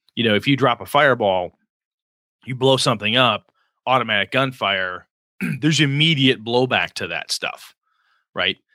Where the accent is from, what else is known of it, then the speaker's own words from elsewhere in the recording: Wausau, Wisconsin, United States; now in Richland Center, United States; a small town like my hometown of Wausau, Wisconsin.